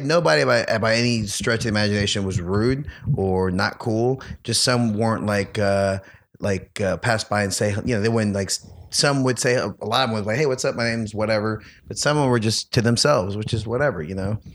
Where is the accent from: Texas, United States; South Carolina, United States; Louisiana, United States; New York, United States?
Louisiana, United States; New Orleans; I'm from New Orleans, huge Saints fan